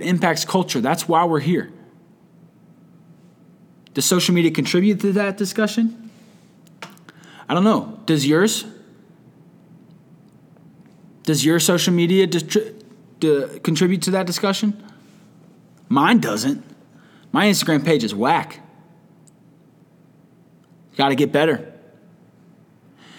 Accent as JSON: {"language": "English", "country": "United States", "said": "as an American"}